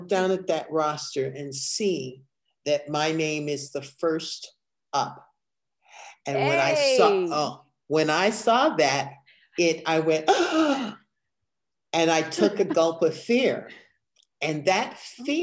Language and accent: English; Evanston, Illinois, United States; I grew up in Evanston, Illinois, where drama was a part of the curriculum